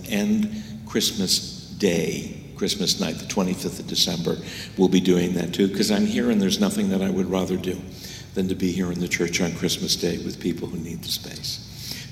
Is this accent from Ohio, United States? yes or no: no; New York, United States; moved away; growing up in New York